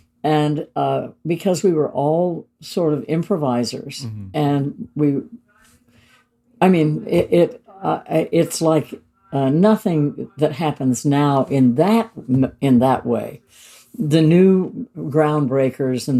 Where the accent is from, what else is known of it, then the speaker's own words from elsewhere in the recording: Utah, United States; moved away; I was born and raised in Utah, right, on the southern, by Arizona, for the north rim of the Grand Canyon